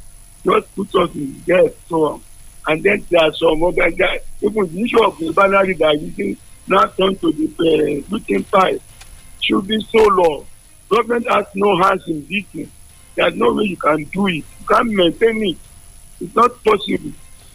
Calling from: New York City, New York, United States; I'm calling from New York City.

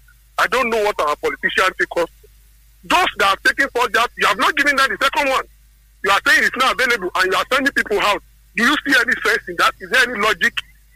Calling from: Abantoko, Ogun State, Nigeria; calling from Abantoko.

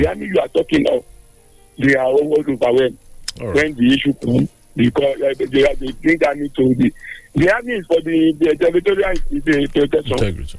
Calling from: Illinois, United States; I'm calling from Irakari, Illinois.

